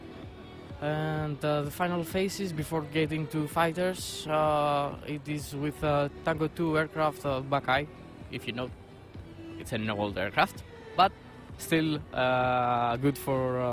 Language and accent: English; Greece; I'm from Greece